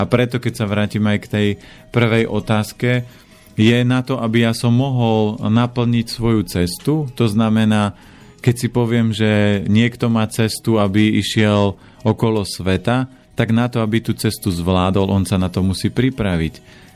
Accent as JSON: {"language": "Slovak", "area": "Orava", "region": "Žilina Region", "country": "Slovakia", "said": "Ja pochádzam z Oravy a z piatich detí"}